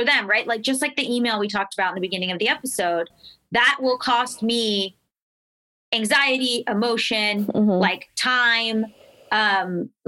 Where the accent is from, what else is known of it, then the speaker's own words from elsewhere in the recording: Florida, United States; I'm from Florida. Like, I'm from the South